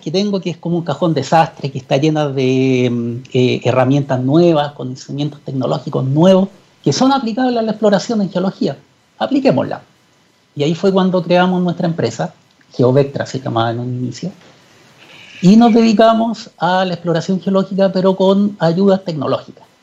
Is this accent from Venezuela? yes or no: no; Chuquicamata, Antofagasta, Chile; mi padre es geólogo y yo viví cuando niño en Chuquicamata. Mi padre era eh, jefe de geología en Chuquicamata durante muchos años.